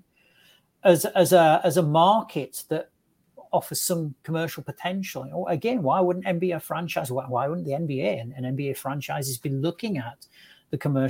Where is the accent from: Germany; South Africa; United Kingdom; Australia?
United Kingdom; England; as an Englishman